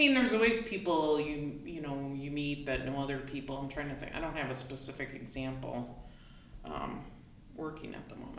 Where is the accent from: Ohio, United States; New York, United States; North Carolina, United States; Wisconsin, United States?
Wisconsin, United States; I am.